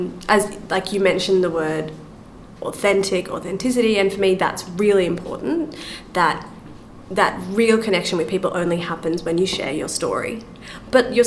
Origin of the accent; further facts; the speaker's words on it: Australia; I'm from Australia